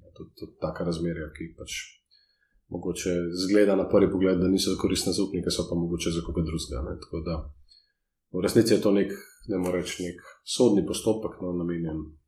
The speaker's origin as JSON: {"language": "Slovenian", "country": "Slovenia", "said": "Slovenci smo tukaj"}